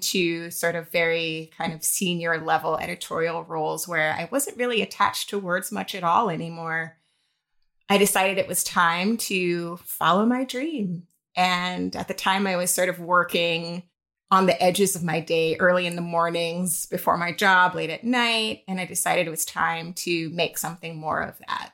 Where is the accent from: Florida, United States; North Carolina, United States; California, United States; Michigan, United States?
Florida, United States; Jacksonville; now in New York, United States; I'm originally from Jacksonville, Florida